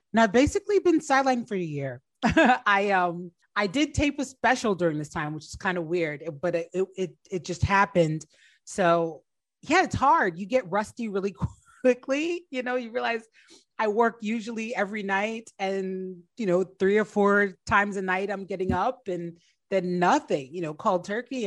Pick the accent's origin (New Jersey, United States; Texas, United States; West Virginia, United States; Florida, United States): New Jersey, United States; moved away as an adult; also born or lived in Washington, D.C.; I grew up in New Jersey, but I went to Howard and uh, was living in DC when I started comedy.